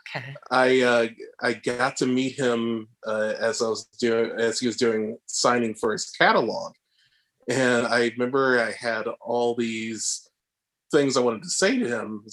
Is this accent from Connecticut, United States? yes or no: no; Massachusetts, United States; moved away as an adult; also born or lived in Savannah, Georgia / Chicago; now in Los Angeles, United States; So I'm originally from Massachusetts and I went to undergrad in Savannah, Georgia